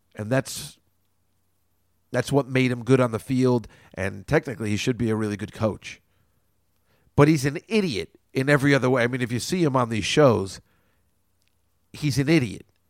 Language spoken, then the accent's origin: English; New York, United States; We're New Yorkers